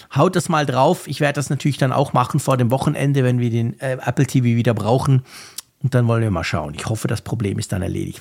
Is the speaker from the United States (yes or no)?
no; Bern, Switzerland